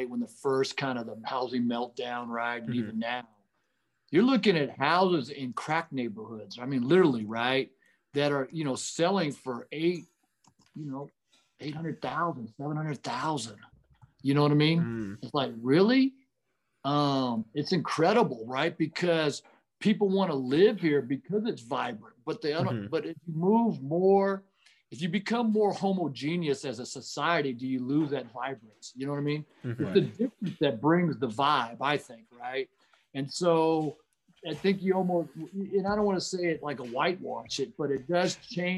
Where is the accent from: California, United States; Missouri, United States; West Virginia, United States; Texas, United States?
California, United States; San Diego; moved away as an adult; also born or lived in Hayward; now in Oakland, United States; I grew up in San Diego